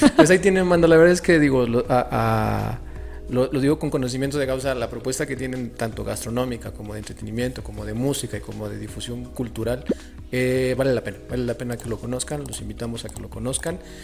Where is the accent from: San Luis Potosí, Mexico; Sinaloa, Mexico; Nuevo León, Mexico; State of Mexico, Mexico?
San Luis Potosí, Mexico; soy de San Luis